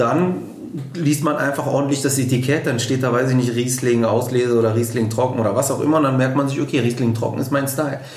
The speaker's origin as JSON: {"language": "German", "town": "Düsseldorf", "region": "North Rhine-Westphalia", "country": "Germany", "tie": "born or raised there", "said": "komme hier gebürtig aus Düsseldorf"}